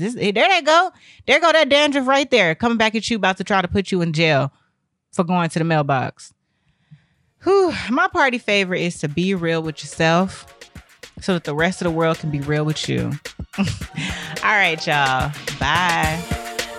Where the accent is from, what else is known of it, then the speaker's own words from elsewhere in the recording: Texas, United States; moved away; I came from Texas